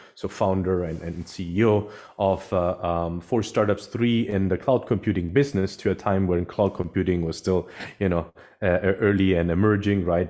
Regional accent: Sicily, Italy; also born or lived in Germany / London; now in San Francisco Bay Area, United States; I'm originally actually from, from Europe, from South Europe, actually. I'm from Sicily, from Italy, Sicily

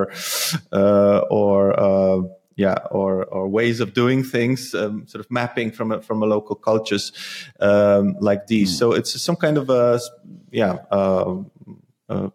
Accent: Poland; also born or lived in The Hague, Netherlands; now in Netherlands; I come from Poland

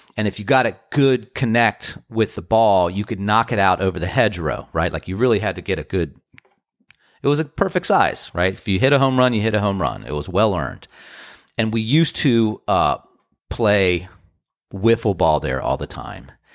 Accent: Washington, District of Columbia, United States; now in Outer Banks, North Carolina, United States; I am from the D C area

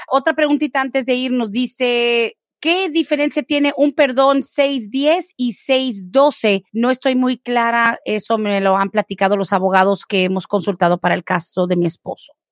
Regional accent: Guatemala; Yo soy de Guatemala, entré indocumentada

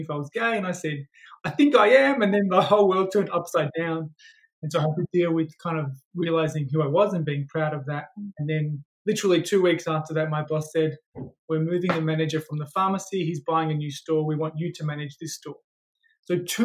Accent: Melbourne, Victoria, Australia; I grew up in Melbourne, and I grew up in an area where there was lots of migrants.

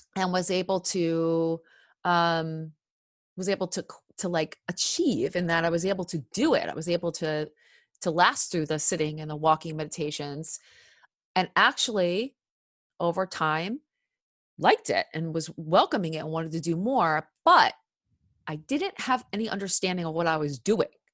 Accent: Cherry Hill, New Jersey, United States; I grew up in Cherry Hill, New Jersey, uh, South Jersey

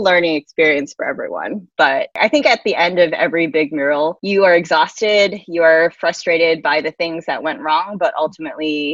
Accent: Atlanta, Georgia, United States; moved away; a nonprofit in Atlanta, my hometown

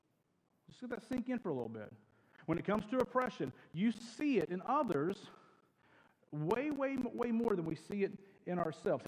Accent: United States

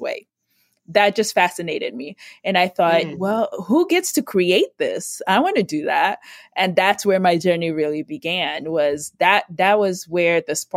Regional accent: Nigeria; now in United States; I grew up in Nigeria

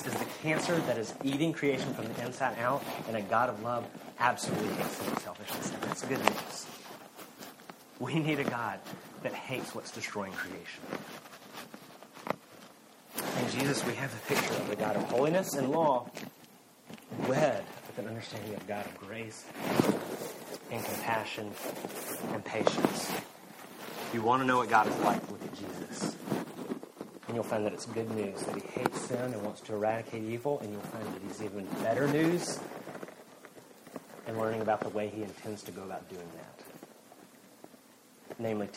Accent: Alabama, United States; I'm from Alabama

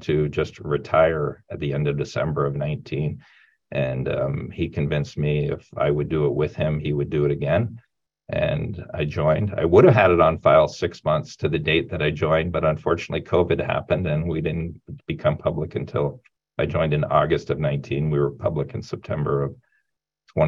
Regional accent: Sarnia, Ontario, Canada; I grew up in Sarnia, Ontario, Canada, a small town about 3 hours from Toronto

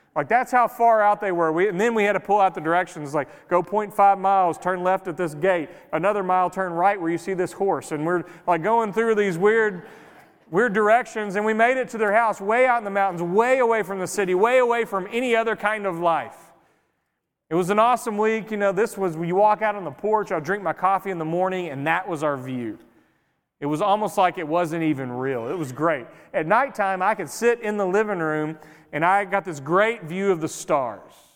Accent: Greenville, United States; now in White Oak, United States; I grew up in Greenville in a city, so I'm used to just noise all the time.

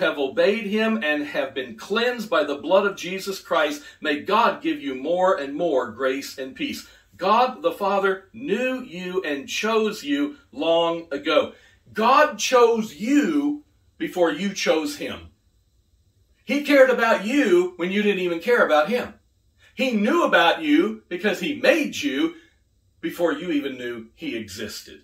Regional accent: United Kingdom; now in United States; I'm British. I'm British American. We were raised on tea

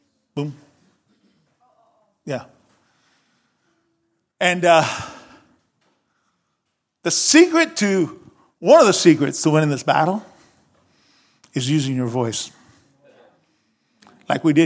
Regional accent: Cuba; moved away; I grew up in Cuba.

